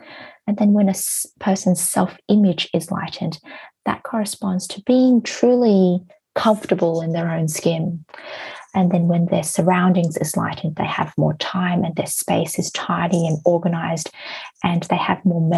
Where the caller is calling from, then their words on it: Hong Kong; I am from Hong Kong at the moment.